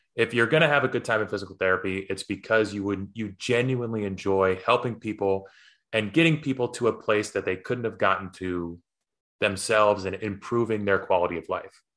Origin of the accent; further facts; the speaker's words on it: Poughkeepsie, New York, United States; growing up in Poughkeepsie